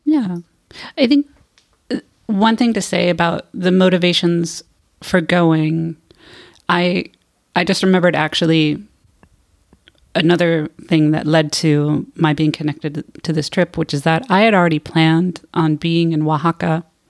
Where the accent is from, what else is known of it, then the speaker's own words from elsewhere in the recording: United States; moved away; also born or lived in California; I am from the United States.